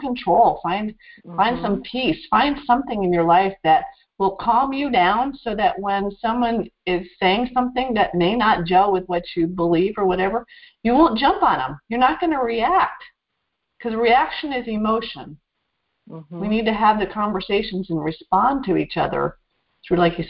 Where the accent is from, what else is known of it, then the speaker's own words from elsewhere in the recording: Northeast, United States; we grew up in the Northeast. There was one man of color in my town.